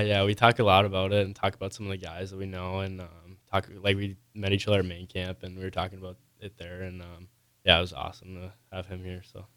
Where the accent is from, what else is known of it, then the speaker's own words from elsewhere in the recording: Coon Rapids, Minnesota, United States; moved away; I'm from Coon Rapids, Minnesota, which is about twenty-five minutes out from the cities